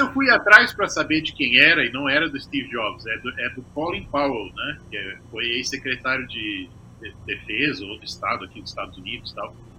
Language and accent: Portuguese; Araranguá, Santa Catarina, Brazil; moved away as an adult; also born or lived in Florianópolis, Brazil; now in United States; vim de uma cidade pequena, né, de Araranguá, do interior de Santa Catarina